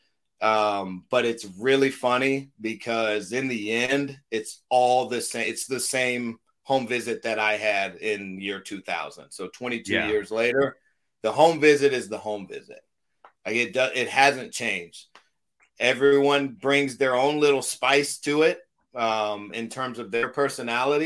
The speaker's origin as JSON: {"language": "English", "town": "Los Angeles", "region": "California", "country": "United States", "tie": "born or raised there", "said": "I'm a kid from Los Angeles."}